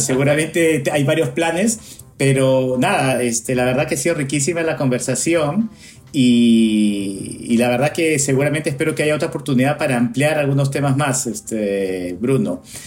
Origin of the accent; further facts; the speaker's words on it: Peru; now in United States; yo soy peruano que vivo acá en Estados Unidos hace mucho tiempo